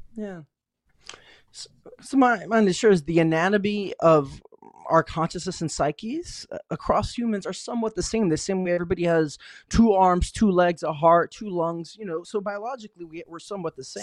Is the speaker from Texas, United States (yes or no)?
no; Tucson, Arizona, United States; moved away as an adult; now in San Francisco Bay Area, United States; I grew up in Tucson, Arizona